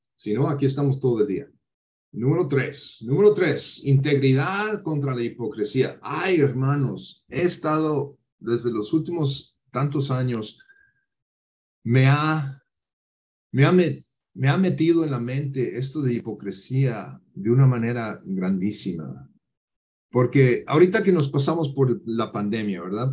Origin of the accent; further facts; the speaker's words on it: United States; Spanish is a second language; Yo soy estadounidense